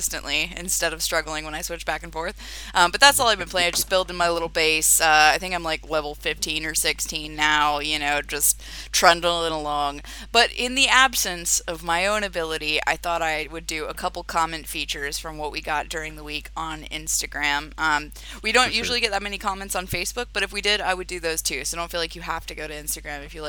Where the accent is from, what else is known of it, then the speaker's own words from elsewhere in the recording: Florida, United States; now in London, United Kingdom; my hometown in Florida